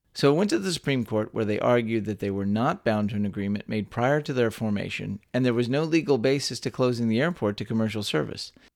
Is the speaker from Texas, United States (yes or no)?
yes; Texas, United States; born or raised there